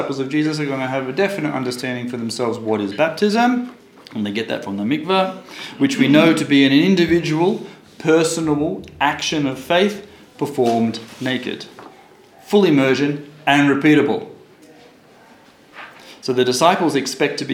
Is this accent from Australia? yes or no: yes; Australia; now in Israel; when I was born in Australia